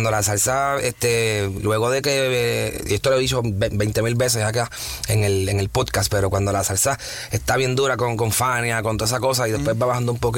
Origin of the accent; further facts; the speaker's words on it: Bayamón, Puerto Rico; yo soy de Bayamón. es lo mismo. Yo soy de Bayamón.